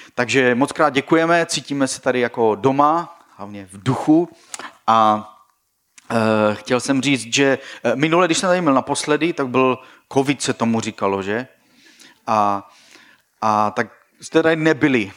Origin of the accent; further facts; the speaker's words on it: Ostrava, Moravian-Silesian Region, Czechia; now in Brno, Czechia; Já jsem vyrůstal v Ostravě, Baník Ostrava, eh, kterému fandím, i když jsem pořád Brňák.